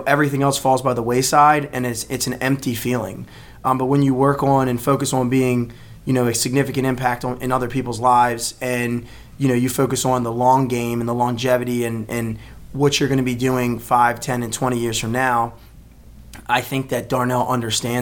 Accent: Baltimore, Maryland, United States; born and raised in Baltimore

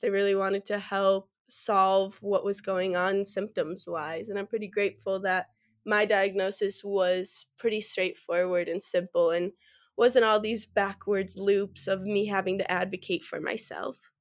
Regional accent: Verona, Wisconsin, United States; moved away as an adult; now in Fort Collins, United States; I'm originally from Verona, Wisconsin, which is just about ten minutes outside of Madison

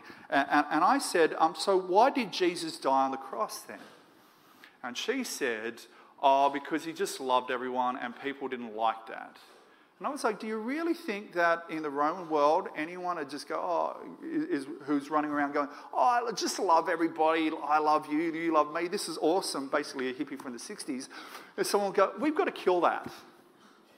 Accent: Moree, New South Wales, Australia; now in Sydney, Australia; I grew up in Moree, northwest New South Wales

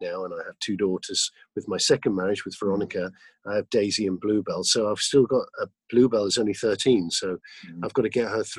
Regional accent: United Kingdom; also born or lived in Los Angeles, United States; now in Austin, United States; as a Brit, a British Texan

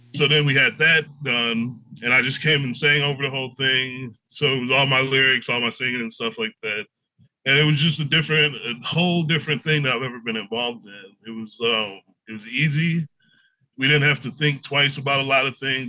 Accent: Milwaukee, Wisconsin, United States; also born or lived in Waukesha, Wisconsin; I'm from Milwaukee, Wisconsin originally, born and raised, uh, short stint in Waukesha

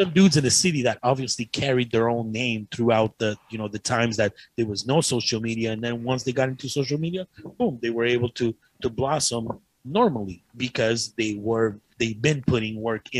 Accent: Ottawa, Ontario, Canada; I already know these people. I grew up in Ottawa. So that's why I'm getting gigs there.

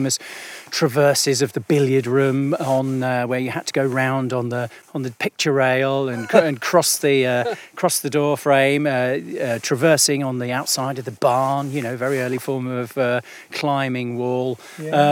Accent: Kent, South East England, United Kingdom; moved away as an adult; also born or lived in Lancaster; I grew up in Kent

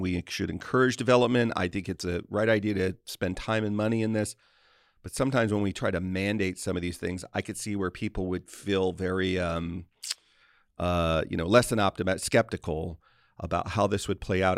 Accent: United States; I'm an American

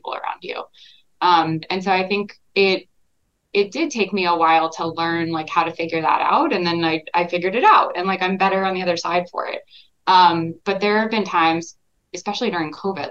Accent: Texas, United States; moved away as an adult; now in New York, United States; I grew up in Texas. And I've been in New York for about 12 years now

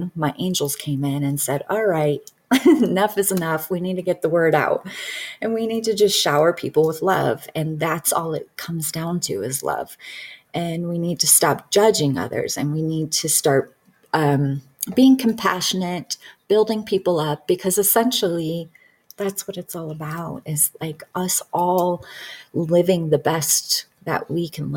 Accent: Detroit, Michigan, United States; I grew up in Detroit.

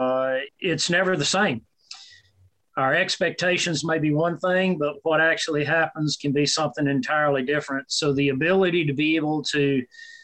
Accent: South Carolina, United States; moved away; also born or lived in Mississippi / Alabama; I grew up in South Carolina.

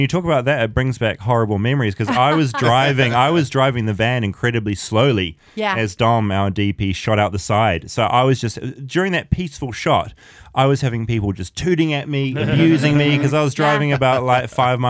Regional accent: New Zealand; as a New Zealander

